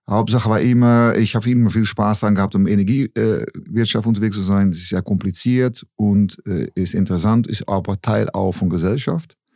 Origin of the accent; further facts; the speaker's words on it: Netherlands; German is a second language; ich, äh, wie man hören kann, bin kein Deutscher, komme aus Holland, ne?